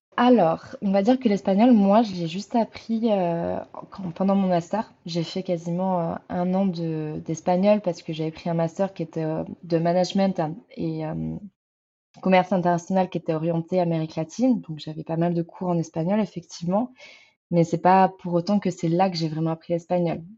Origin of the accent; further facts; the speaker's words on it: France; je viens de France